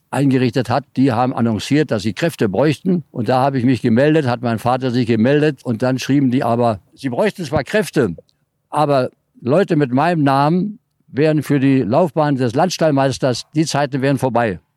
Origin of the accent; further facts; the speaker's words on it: Brandenburg, Germany; born there; weil ich da geboren bin im Mark